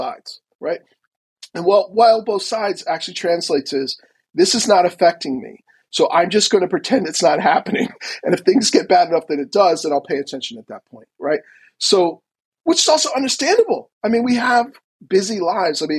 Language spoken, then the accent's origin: English; United States; as an American